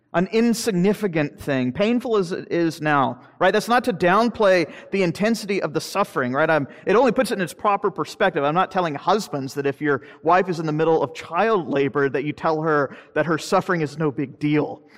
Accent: Florida, United States; I'm from Florida. I'm a fifth generation Floridian

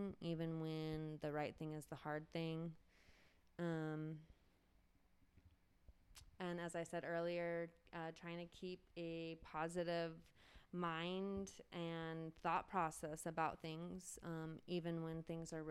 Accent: Mariposa, California, United States; Growing up here, I was very excited to get out

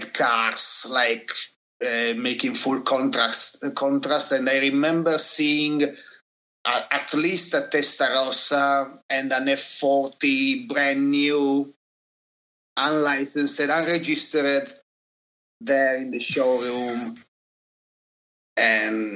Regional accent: Turin, Piedmont, Italy; growing up in Turin, you know, the city wasn't exactly full of Pininfarina masterpieces

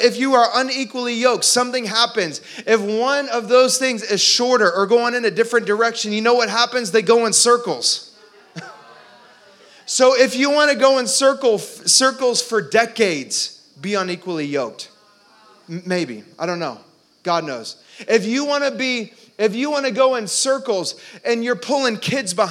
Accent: Orlando, Florida, United States; I grew up in Orlando

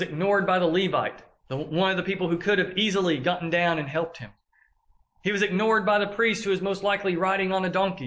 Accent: the South, United States; accent: southern drawl; we have a southern drawl. They identify us as being from the South because they hear how we speak

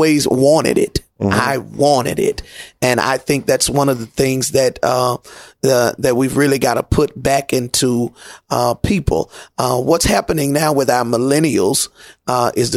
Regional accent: Memphis, Tennessee, United States; born and raised in Memphis, Tennessee

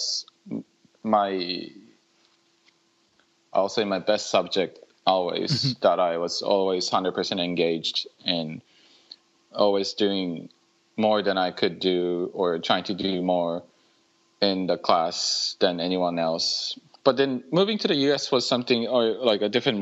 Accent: Muroran, Hokkaido, Japan; moved away as an adult; also born or lived in Michigan / Syracuse / Los Angeles; Born and raised in Japan. I was raised in a city called Muroran in Hokkaido

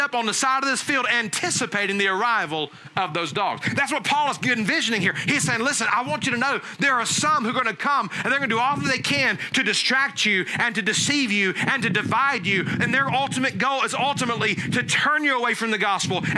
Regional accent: Alabama, United States; growing up in Alabama, we had some sheep

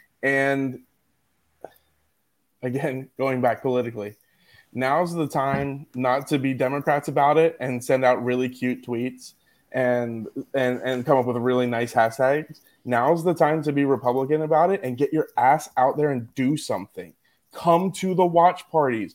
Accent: Philadelphia, Pennsylvania, United States; now in San Diego, United States; I'm from Philly.

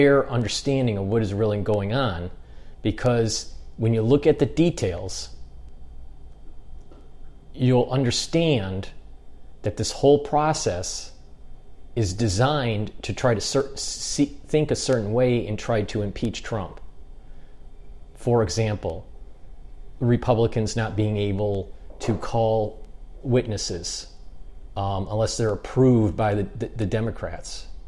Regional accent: United States; being an American

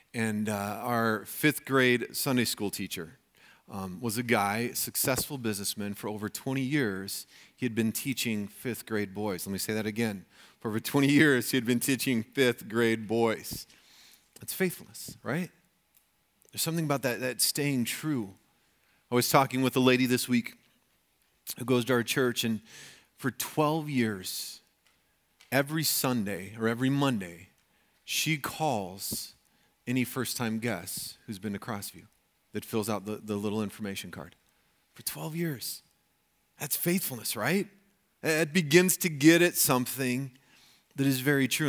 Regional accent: Colorado, United States; moved away; growing up in Colorado

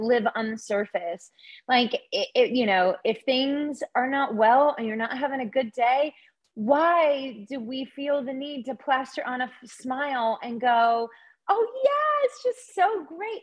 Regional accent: the South, United States; moved away; being a girl growing up in the South

